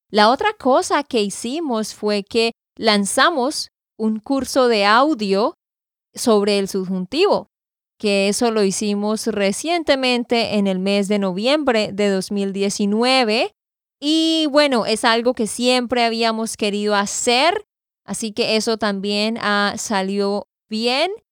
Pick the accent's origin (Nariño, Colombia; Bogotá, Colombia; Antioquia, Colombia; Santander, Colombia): Santander, Colombia; de Santander, Colombia